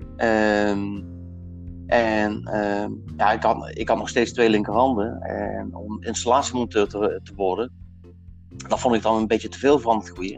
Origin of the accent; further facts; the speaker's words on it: Limburg, Netherlands; ik kom uit Limburg